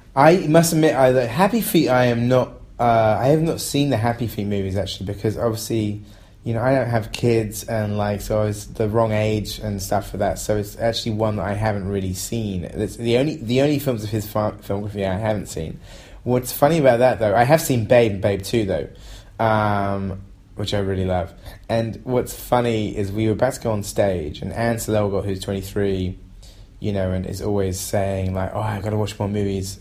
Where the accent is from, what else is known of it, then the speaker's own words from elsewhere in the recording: England, United Kingdom; I'm an English person